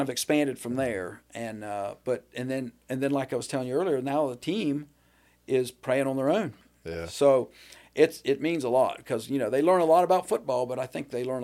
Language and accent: English; Waterford, Ohio, United States; because we're from Waterford Beverly, so we knew people down that way.